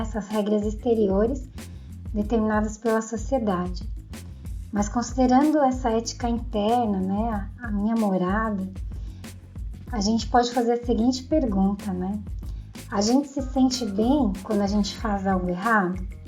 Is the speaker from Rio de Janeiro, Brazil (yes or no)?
no; São Paulo, Brazil; eu sou de São Paulo